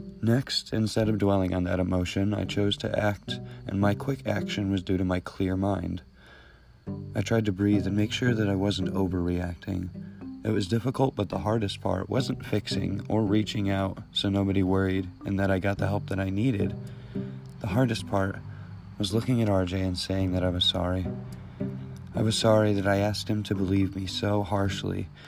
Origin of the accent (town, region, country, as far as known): Connecticut, United States